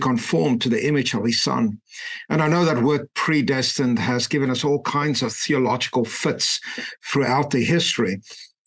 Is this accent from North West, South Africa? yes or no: yes; Klerksdorp, North West, South Africa; moved away; I grew up in a tiny little mining town and what at that point in time was the Western Transvaal. Today, Northwest Province, a little town called Klerksdorp.